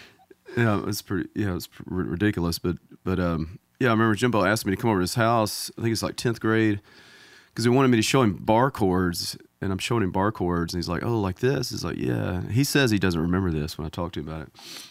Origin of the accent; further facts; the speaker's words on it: Mississippi, United States; Yeah, I'm from about 100 miles away, top right-hand corner of the Mississippi state. I'm almost from Tennessee, but...